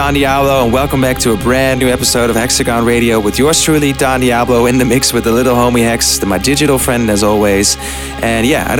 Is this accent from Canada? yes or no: no; Netherlands; I played in Holland, my home country